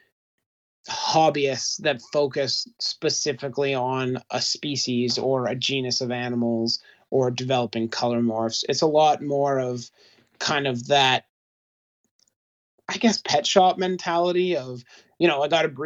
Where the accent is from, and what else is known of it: Alberta, Canada; born or raised there; moved away as an adult